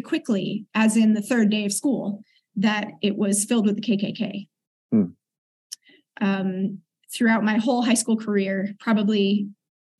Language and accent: English; Oakland, California, United States; moved away as an adult; also born or lived in South Africa; grew up in East Oakland, a predominantly black neighborhood